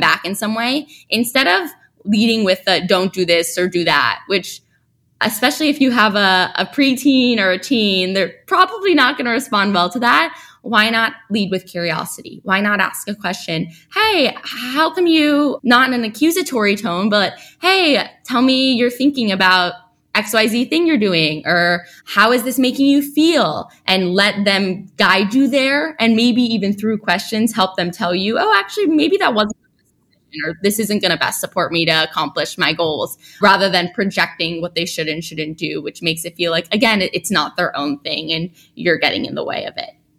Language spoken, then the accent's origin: English; New York City, New York, United States; also born or lived in Stanford; I grew up in New York City